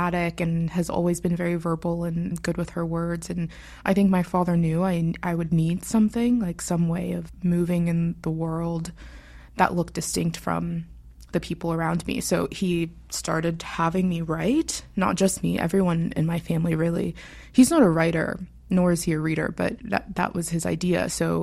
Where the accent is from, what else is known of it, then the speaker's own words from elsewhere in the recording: Pittsburgh, Pennsylvania, United States; I was born in Pittsburgh, Pennsylvania, city girl at heart. I was raised by my father